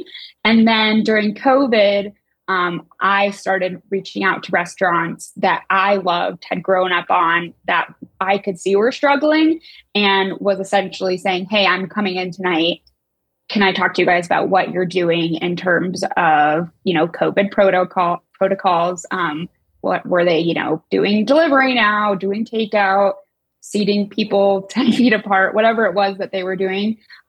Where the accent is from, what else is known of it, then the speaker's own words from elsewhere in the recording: Denver, Colorado, United States; So born and raised in Denver, left for college, came back